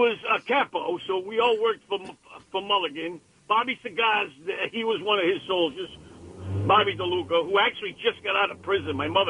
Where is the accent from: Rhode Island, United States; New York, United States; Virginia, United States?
Rhode Island, United States; moved away; I come from Rhode Island.